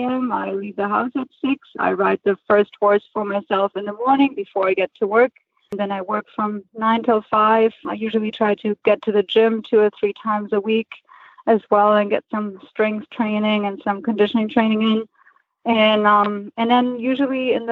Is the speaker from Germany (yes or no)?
yes; Germany; moved away as an adult; now in United States; I'm originally from Germany, and I moved to the States about 5 years ago.